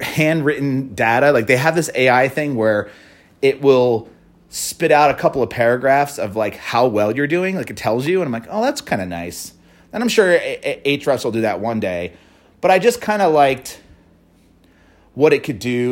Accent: Philadelphia, Pennsylvania, United States; a Philly company, my hometown

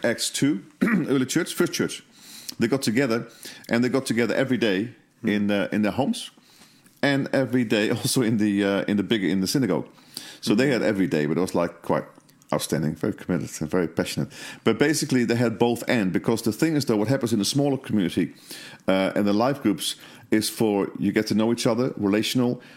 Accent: Netherlands; I was brought up in Holland

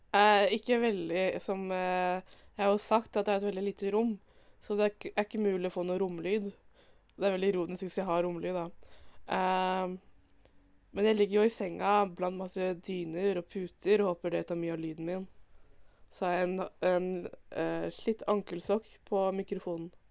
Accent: Indre Østfold, Norway; jeg er fra Indre Østfold

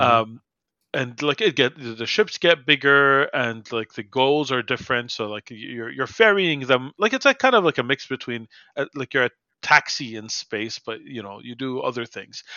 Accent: Montreal, Quebec, Canada; my hometown

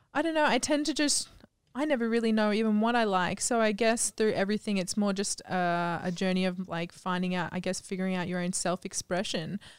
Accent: Gladstone, Queensland, Australia; moved away as an adult; also born or lived in Cairns, Australia / United States; now in Phuket, Thailand; I originated in Gladstone, Central Queensland.

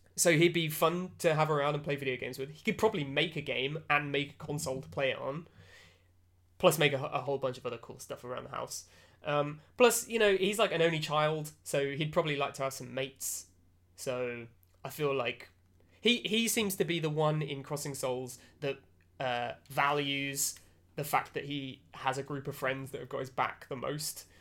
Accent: United Kingdom; as a British person

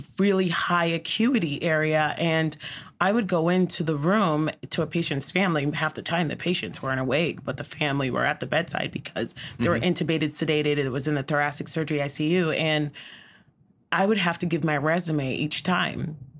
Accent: Negril, Westmoreland, Jamaica; accent: island accent; now in Everett, United States; I was born and raised in... Negril, which is the western part of the island.

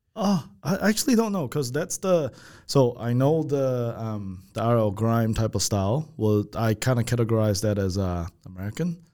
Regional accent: Malaysia; moved away; I'm from, we're from Malaysia

